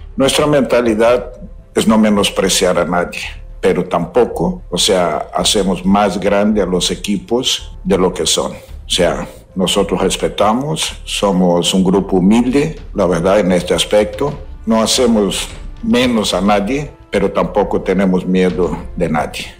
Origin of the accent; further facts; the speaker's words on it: Brazil; como brasileño